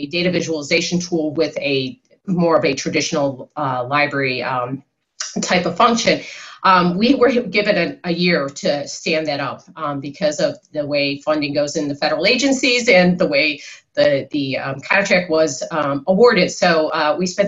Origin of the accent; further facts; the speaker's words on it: Chicago, Illinois, United States; I'm from Chicago